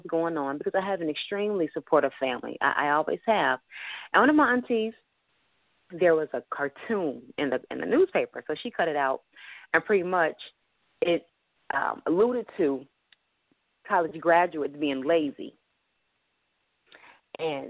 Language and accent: English; Detroit, Michigan, United States; I grew up in Linwood and Davidson.